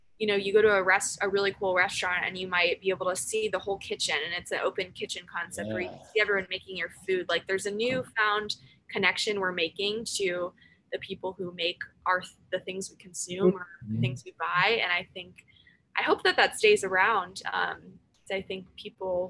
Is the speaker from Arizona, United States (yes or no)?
no; Michigan, United States; now in Hampton Roads, United States; I am from Michigan originally